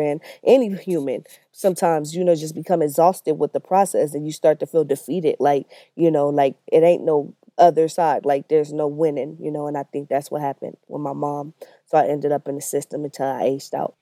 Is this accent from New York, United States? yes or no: no; Los Angeles, California, United States; I grew up in Watts. I lived there all my life, uh, for the most part, till I was about nineteen years old.